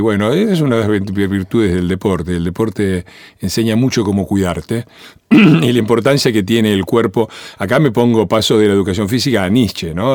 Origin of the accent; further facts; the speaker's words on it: Avellaneda, Buenos Aires Province, Argentina; also born or lived in Italy; yo me crié en Avellaneda eh, en los años 60